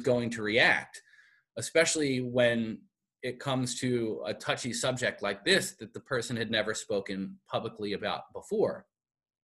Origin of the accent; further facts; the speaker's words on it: Philadelphia, Pennsylvania, United States; moved away as an adult; now in Buffalo, United States; I'm from Philadelphia originally